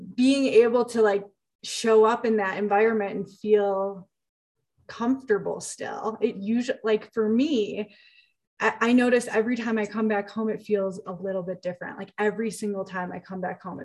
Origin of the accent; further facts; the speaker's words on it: Chicago, Illinois, United States; moved away as an adult; also born or lived in Los Angeles, California; I'm from Chicago, born and raised. And I say home is LA, California, because that's where I lived for the last 6 years.